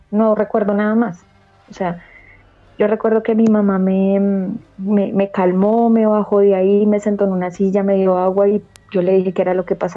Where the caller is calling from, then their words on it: Bogotá, Colombia; Ahorita desde Bogotá